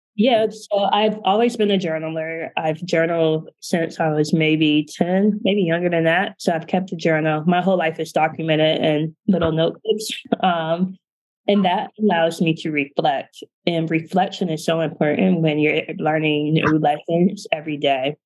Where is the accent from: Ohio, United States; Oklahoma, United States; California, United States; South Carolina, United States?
Ohio, United States; Canton; moved away as an adult; I'm from Canton, Ohio, which is a smaller town in northeastern Ohio where everyone knows everyone.